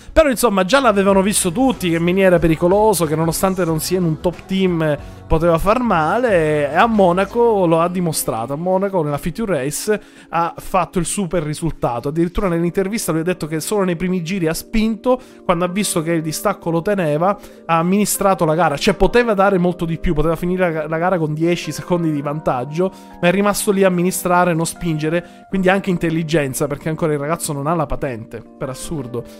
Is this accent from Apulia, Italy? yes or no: no; Sicily, Italy; io e Gaspare siamo siciliani